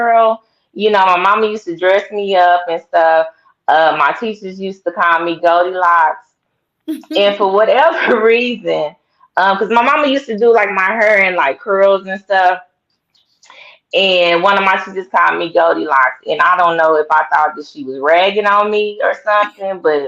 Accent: Tulsa, Oklahoma, United States; I grew up and was born in Tulsa, Oklahoma

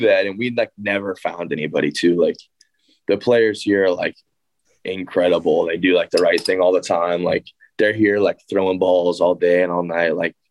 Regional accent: Arizona, United States; now in Ames, United States; I'm from Arizona

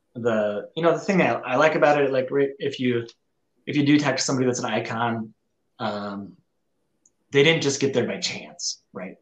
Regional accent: northern Minnesota, United States; now in Rochester, United States; I, grew up in northern Minnesota, and now I'm down in southern Minnesota

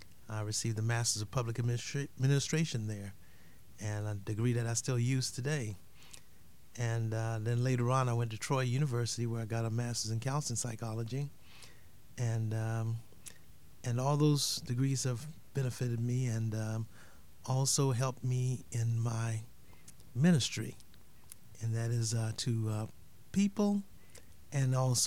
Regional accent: Haiti; now in United States; I'm originally from Haiti. I grew up there with my family.

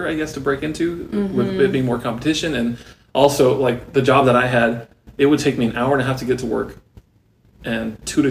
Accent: San Bernardino, California, United States; moved away as an adult; now in Nashville, United States; I was born and raised in California. It's all I ever knew.

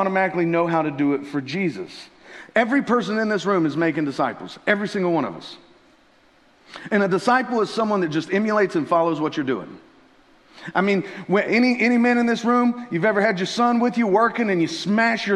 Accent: Tennessee, United States; moved away; I'm originally from Tennessee

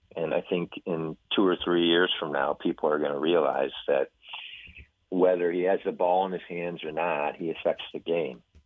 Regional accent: Midwest, United States; now in Texas, United States; growing up in the Midwest in a public school

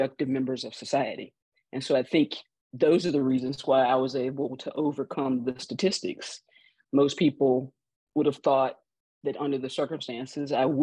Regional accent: Greenville, Mississippi, United States; I grew up in Greenville, Mississippi.

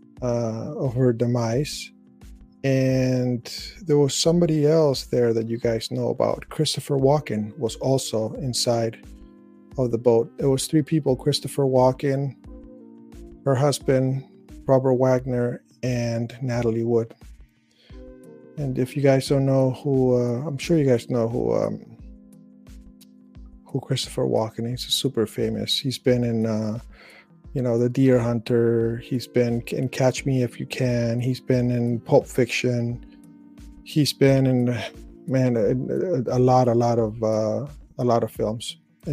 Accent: Chile; I was born in Chile, South America.

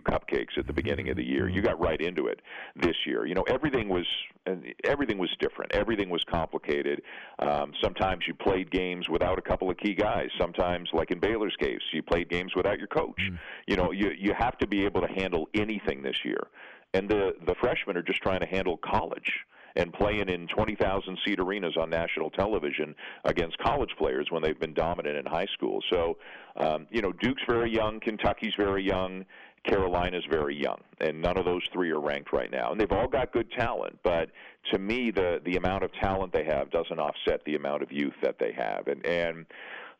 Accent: Canada; born or raised there

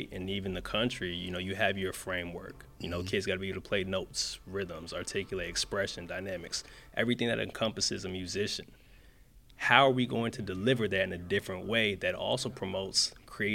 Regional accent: Windsor, Connecticut, United States; also born or lived in Hampton, Virginia; growing up in Windsor

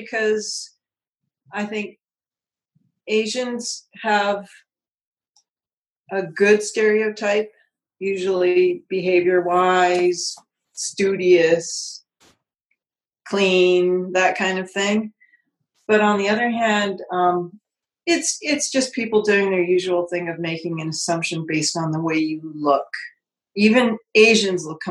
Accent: Vancouver area, British Columbia, Canada; accent: Canadian; moved away; my accent being from Canada

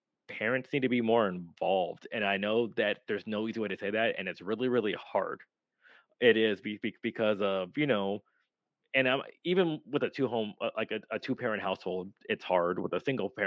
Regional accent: United States; I'm American

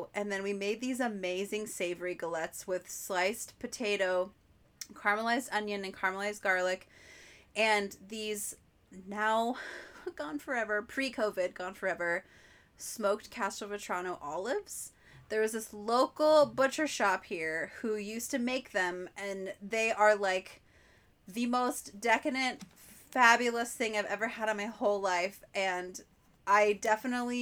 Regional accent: the Northwest, Pacific Northwest, United States; growing up in the Northwest

